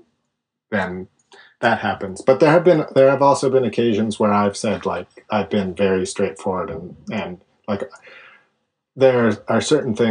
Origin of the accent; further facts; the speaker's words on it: Canada; I'm Canadian